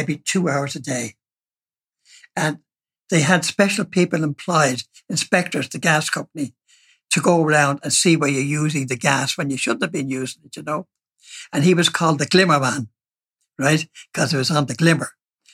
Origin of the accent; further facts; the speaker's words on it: Dublin, Leinster, Ireland; also born or lived in Marino, Dublin; for the first 3 years of my life in Merino, and then Dad got a house up in Hazel Road, down in Kearney. And when I was about 5 years of age, I went to the girls' school up on Griffith Avenue